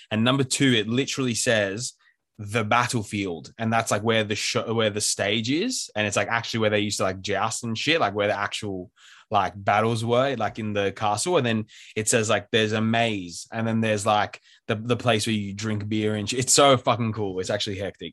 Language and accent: English; Sydney, New South Wales, Australia; We're both from Sydney, and we, like, grew up together.